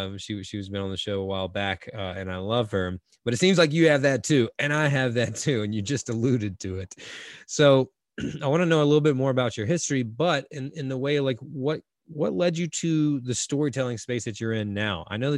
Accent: North Carolina, United States; I grew up Carolina on the East Coast, and North Carolina has beautiful beaches as well.

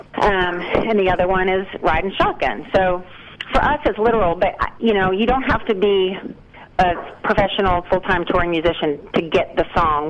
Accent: West Virginia, United States; moved away; I grew up in West Virginia, and I was like, as soon as I can move to Nashville, that's what I'm doing

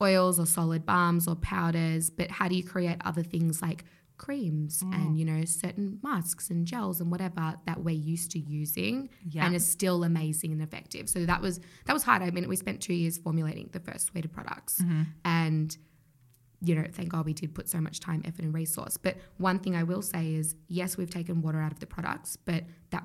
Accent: Australia; growing up in Australia

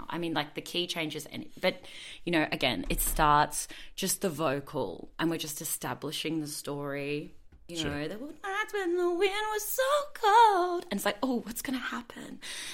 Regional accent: Brisbane, Queensland, Australia; I'm from Brisbane

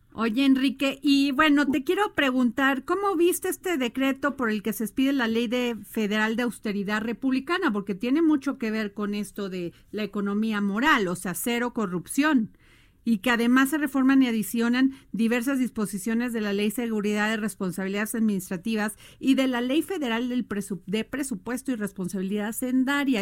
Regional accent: Veracruz, Mexico; como dicen en mi pueblo Veracruz, ¿verdad? Allá en Veracruz

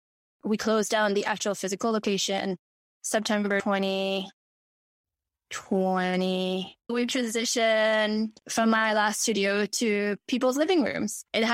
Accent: Mauritius; born there; because I was born in Mauritius, and people from Mauritius who would have reached out to me prior

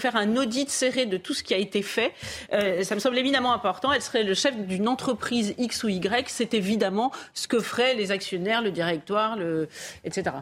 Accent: Paris, Île-de-France, France; j'ai vécu enfant à Paris

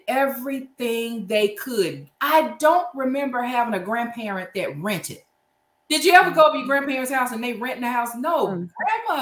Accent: Louisiana, United States; my hometown in Louisiana

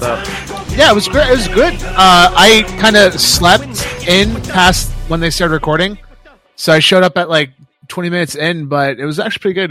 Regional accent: Canada; I always loved growing up in Canada

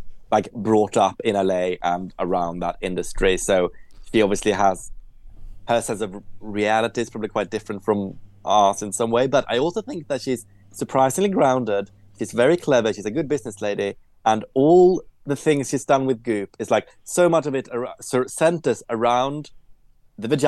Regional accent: Sweden; I grew up in Sweden

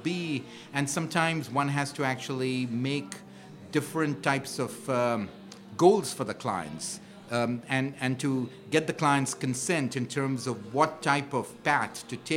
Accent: India; moved away as an adult; now in New York, United States; I'm an immigrant from India

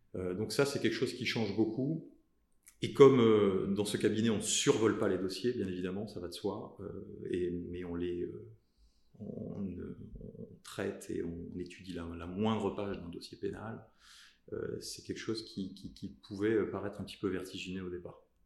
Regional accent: south of France, France; je suis natif du sud de la France

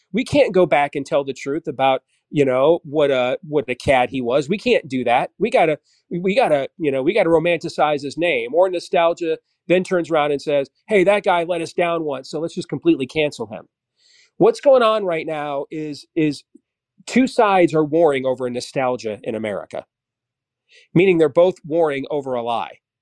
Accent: Iowa, United States; my home state of Iowa

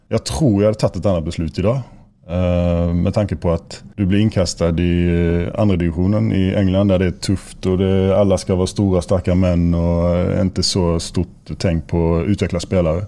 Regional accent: Sweden; now in Molde, Norway; Nå er jeg jo svensk

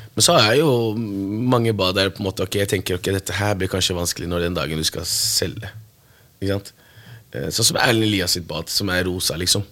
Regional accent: Morocco; now in Norway; Jeg er opprinnelig fra Marokko

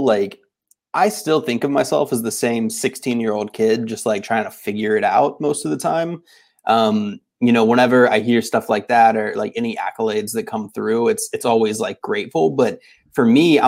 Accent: Tallahassee, Florida, United States; moved away as an adult; now in West Coast, United States; for most of my life growing up in Florida and, you know, Tallahassee specifically

